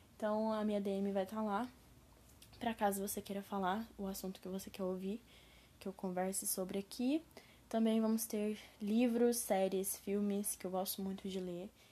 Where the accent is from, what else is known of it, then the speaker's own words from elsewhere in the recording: interior of São Paulo, Brazil; accent: caipira (interior paulista, retroflex r); eu moro numa cidade do interior de São Paulo. Então, a minha voz, né, o meu sotaque, eu vou falar verde, porta e portão.